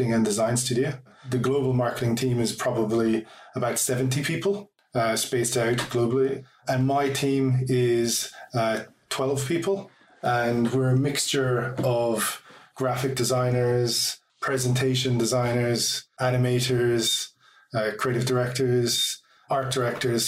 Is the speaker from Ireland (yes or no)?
yes; Ireland; also born or lived in Athlone / Dublin; I'm from Ireland, hence my accent